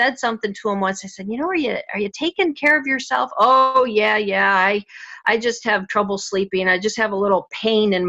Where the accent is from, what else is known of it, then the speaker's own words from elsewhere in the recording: Cleveland, Ohio, United States; I was born just outside Cleveland, Ohio